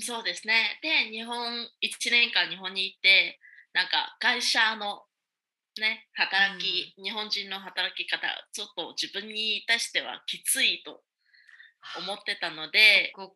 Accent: Hue, Thua Thien Hue, Vietnam; Japanese is a second language; 私はベトナムの中部にあるフェイ市の出身で

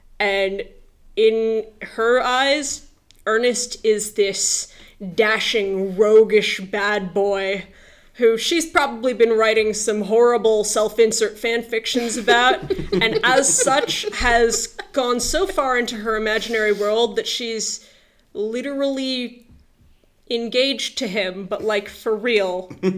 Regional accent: Indiana, United States; moved away as an adult; now in Manchester, United States; I am an engineer from Indiana, where I was born and raised.

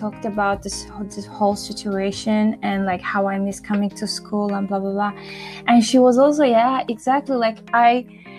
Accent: Azerbaijan

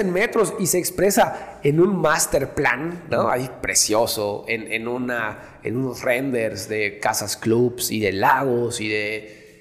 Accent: Yucatán, Mexico; los mismos yucatecos, nosotros mismos

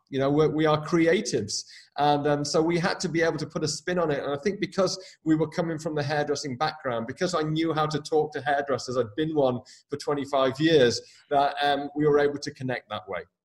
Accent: United Kingdom; moved away; also born or lived in Dublin, Ireland / west coast of Ireland / New York City / Northern California; I'm obviously from the UK originally.

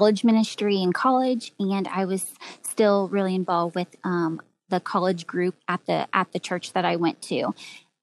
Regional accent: Greenwood, Indiana, United States; I grew up in Greenwood, Indiana, so just a suburb of Indianapolis.

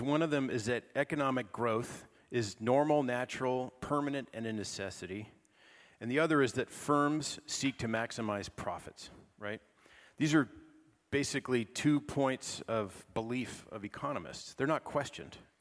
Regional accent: California, United States; I'm from California

